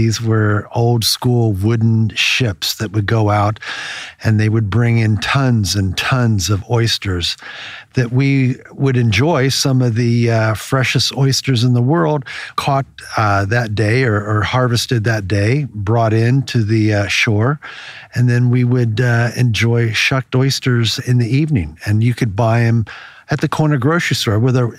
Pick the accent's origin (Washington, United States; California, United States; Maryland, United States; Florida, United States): Maryland, United States; The story that we were talking about is when I grew up in Maryland on the Choptank River, and it was a small fisher town. It was a small town of oyster farmers.